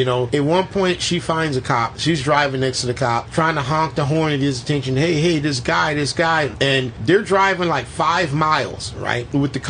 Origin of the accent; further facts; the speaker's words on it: Florida, United States; And we're from Florida.